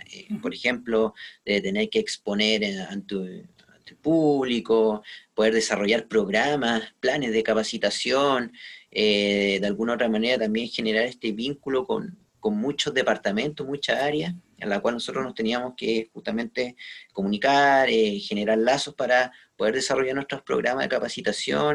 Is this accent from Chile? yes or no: yes; Quillota, Valparaíso, Chile; also born or lived in Viña del Mar; Yo soy de la quinta región, de hecho, soy de, de Quillota